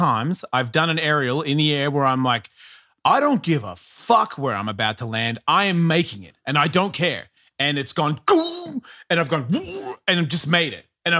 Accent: Australia; because I'm an Australian.

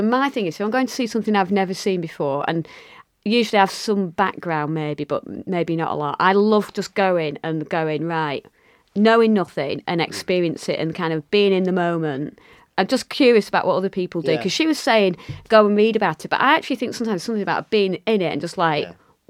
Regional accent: Lancashire, North West England, United Kingdom; accent: Lancashire, northern; it's great to have people with an accent like mine, from Lancashire, from the north

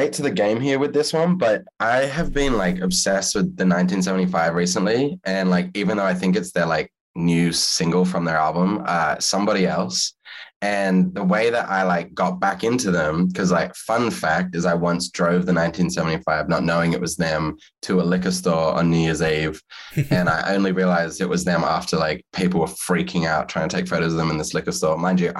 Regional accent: Australia; now in United States; And because I'm Australian living in America, I couldn't have another job.

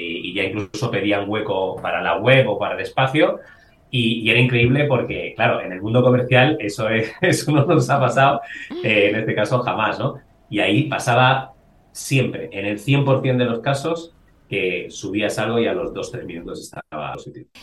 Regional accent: Salamanca, Castile and León, Spain; now in Madrid, Spain; yo soy de Salamanca, llevo bastante bandera de eso

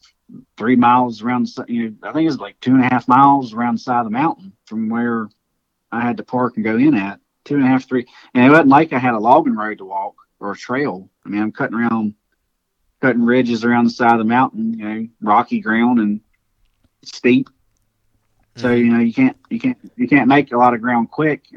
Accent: Virginia, United States; I was from Virginia

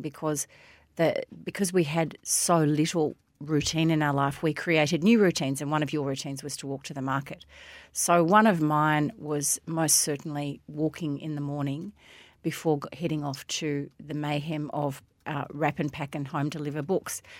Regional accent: Melbourne, Victoria, Australia; when I was a kid growing up in Hampton and Sandringham

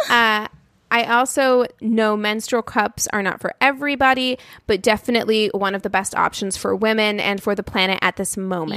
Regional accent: Albuquerque, New Mexico, United States; I was born in Albuquerque, New Mexico.

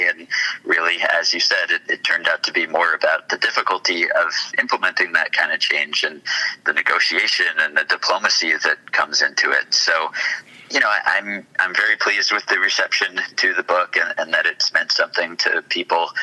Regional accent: New York, United States; As a New Yorker

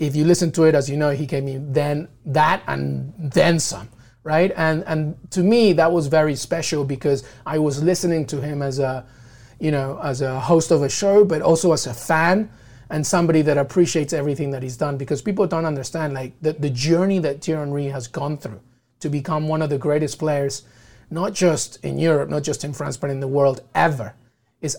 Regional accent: London, United Kingdom; also born or lived in Peru; now in New York, United States; I'm Peruvian, but I grew up in England, and I grew up very close to Highbury.

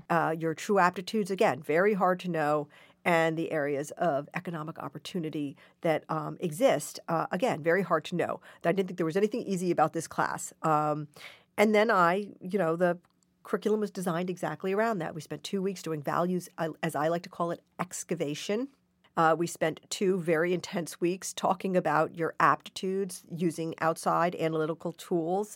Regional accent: Portland, Oregon, United States; I was born in Portland, Oregon, and, and I was raised by two marvelous hippies

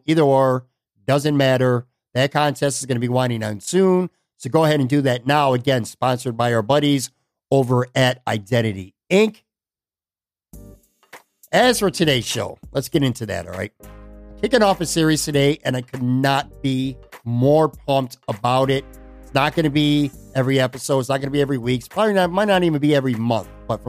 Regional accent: Buffalo, New York, United States; now in Florida, United States; I'm going to be coming back to my hometown, Buffalo, New York, at the end of the month.

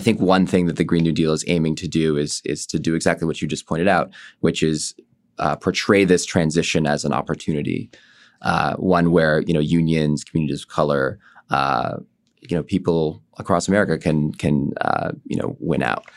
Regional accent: Bay Area, California, United States; I come from the Bay Area

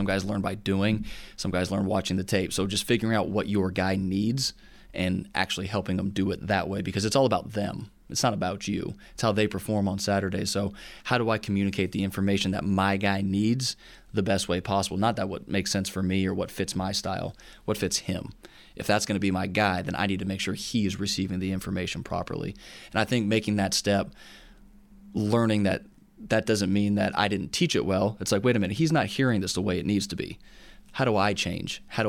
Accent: Southern California, United States; moved away as an adult; also born or lived in Oklahoma; now in Tennessee, United States; Growing up in Southern California, it was when I went to Oklahoma, it was interesting to hear people say, like, yeah, I've been to the beach a couple times, because that's just like what we did.

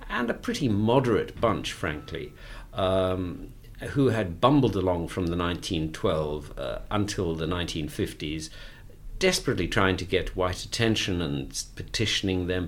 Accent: Cape Town, Western Cape, South Africa; also born or lived in Johannesburg; I am a South African. I was born in Cape Town, uh, sadly, an extremely long time ago, in 1950 and grew up there, spent the most formative years, of course, living under apartheid. And I was in Johannesburg during the Soweto Uprising in 1976

